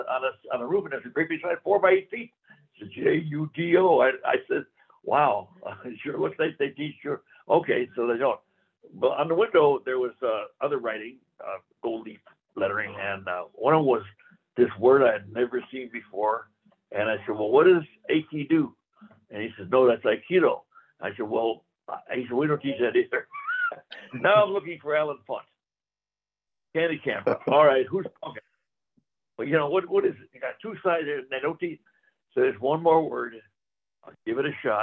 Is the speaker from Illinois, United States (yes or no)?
yes; Chicago, Illinois, United States; moved away; also born or lived in South Gate, California; growing up in Chicago, there were no judo schools available